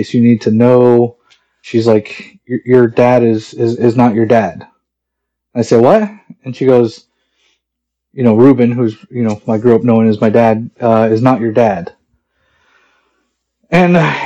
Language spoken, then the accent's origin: English; Mesa, Arizona, United States; I'm 41 years old, and I'm from Mesa, Arizona.